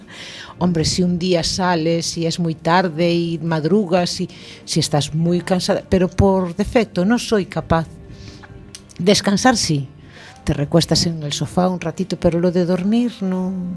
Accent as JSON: {"language": "Spanish", "country": "Spain", "said": "yo como buen español, me gusta alargar el día"}